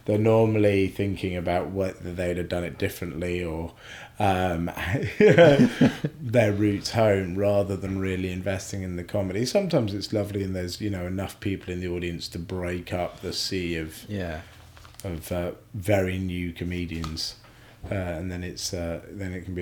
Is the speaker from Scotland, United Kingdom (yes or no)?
yes; Scotland, United Kingdom; I was born in Scotland